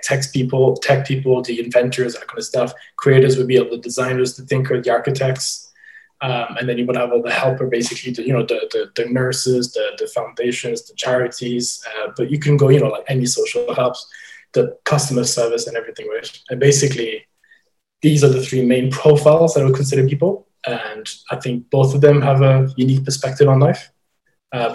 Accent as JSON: {"language": "English", "country": "Belgium", "tie": "born or raised there", "also_born_or_lived": "Ireland", "moved": "as an adult", "lives_now": "London, United Kingdom", "said": "I grew up in Belgium, and you would have secondary school there"}